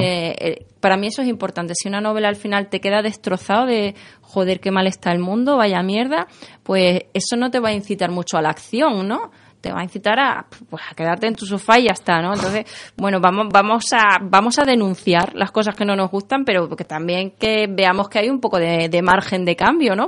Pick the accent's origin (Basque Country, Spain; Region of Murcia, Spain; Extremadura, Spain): Extremadura, Spain; Mérida; also born or lived in Seville; now in Madrid, Spain; yo nací en Sevilla, y, pero bueno, nací en Sevilla, ahora vivo aquí en Madrid, me siento un poquito también de esos lugares, pero, pero sobre todo Extremeña, que es donde he pasado casi toda mi vida